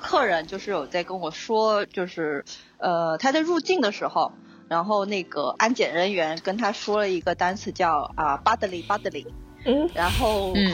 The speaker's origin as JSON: {"language": "Chinese", "region": "Hainan", "country": "China", "tie": "born or raised there", "also_born_or_lived": "Shenyang / Sri Lanka", "moved": "as an adult", "said": "因为我是出生和长大于海南"}